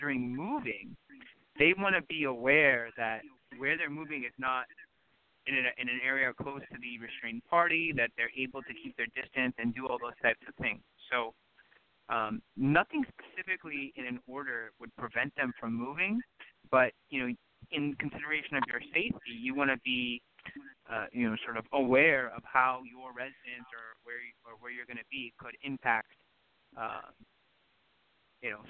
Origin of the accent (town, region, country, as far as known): Los Angeles, California, United States; born or raised there; also born or lived in Stockton, California